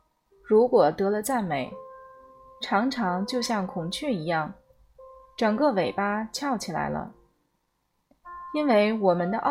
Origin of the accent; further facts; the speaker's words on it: China; 那我们中国人其实心里高兴的不得了，表面还在没有啦，没有啦，假装谦虚。